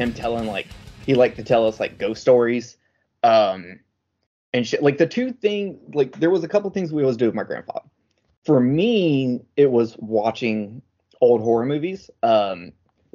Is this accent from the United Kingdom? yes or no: no; United States; I'm the American version